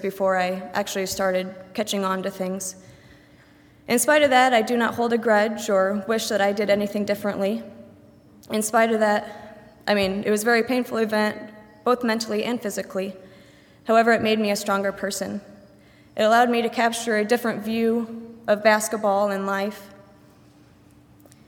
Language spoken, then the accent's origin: English; Shipshewana, Indiana, United States; I am fully employed at the Shipshewana Flea Market and Auction, located in Shipshewana, Indiana, my hometown.